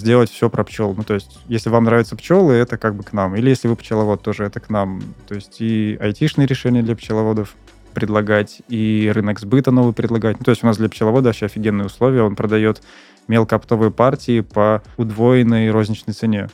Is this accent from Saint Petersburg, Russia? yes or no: yes; Saint Petersburg, Russia; я в Питере родился и работал в Питере